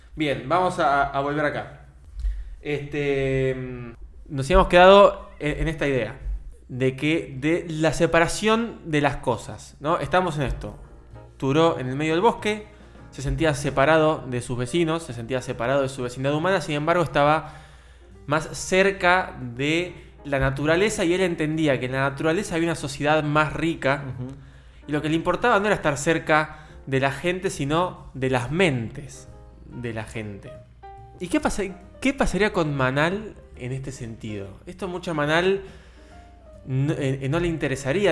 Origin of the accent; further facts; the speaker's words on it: Argentina; todos nosotros como argentinos